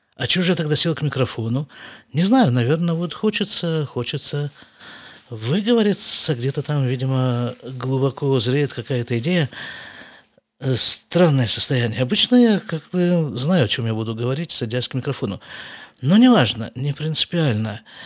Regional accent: Siberia, Russia; moved away as an adult; now in Israel; я все рвался из Сибири куда-нибудь выскочить

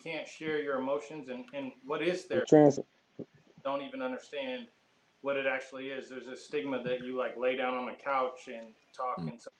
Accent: Olympia, Washington, United States; I'm from here in Olympia, Washington.

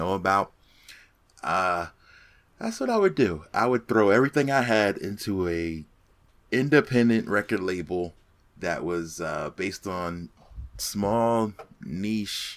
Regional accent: Phoenix, Arizona, United States; happened to be in my hometown of Phoenix

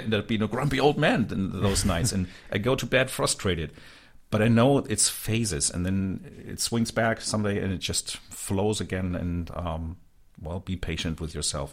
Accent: Hanover, Lower Saxony, Germany; from my hometown

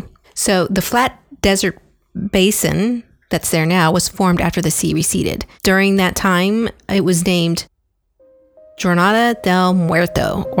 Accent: near Wichita, Kansas, United States; I was born in Kansas, near Wichita, which is actually where Dorothy Gale from The Wizard of Oz is from.

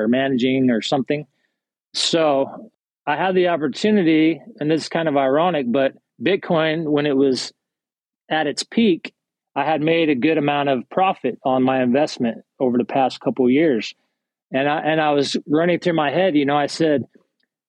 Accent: Salt Lake City, Utah, United States; moved away as an adult; now in East Texas, United States; I'm originally from Salt Lake City

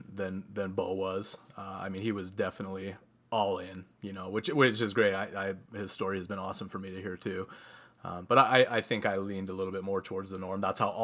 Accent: Utah, United States; … and I both, we were born and raised LDS, grew up in the LDS church. We were raised here in Utah.

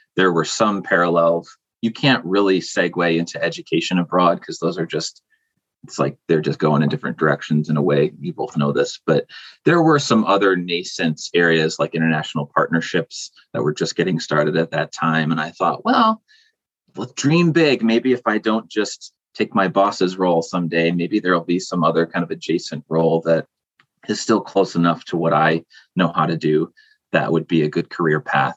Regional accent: rural area between Buffalo and Rochester, New York, United States; I'm from Buffalo, New York, but more specifically, kind of a rural no man's land in between Buffalo and Rochester

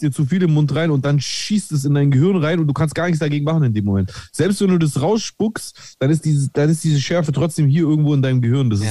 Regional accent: Greece; ich äh, identifiziere mich ja äh, auch äh, als Grieche

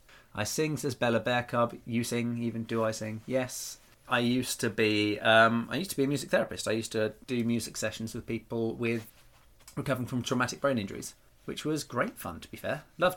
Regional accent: Bradford, Yorkshire and the Humber, United Kingdom; Yeah, it does sound a bit like your neck of the woods. I'm from Bradford.

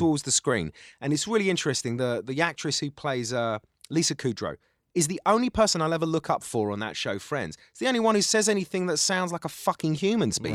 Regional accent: London, United Kingdom; accent: Cockney; also born or lived in Essex / Middle East; I'm got a Cockney accent and I'm from East London

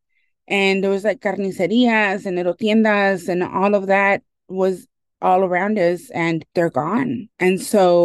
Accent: Los Angeles, California, United States; I grew up in Silver Lake, which is now one of the most gentrified neighborhoods in the country

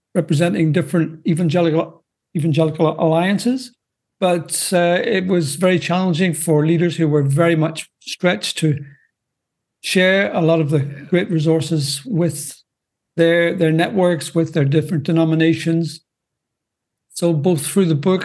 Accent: Northern Ireland, United Kingdom; moved away as an adult; now in Belgium; as you may detect by my accent, I'm not from the U.S. I'm, in fact, originally from Northern Ireland, out of the U.K., but I've been a missionary in Belgium now for, well, coming up to 40 years, and that's where I'm currently living

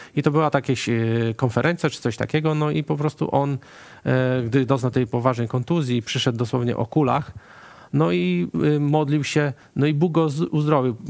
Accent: Bieszczady, Subcarpathian Voivodeship, Poland; moved away as an adult; now in Melbourne, Australia; ja pochodzę z Bieszczad

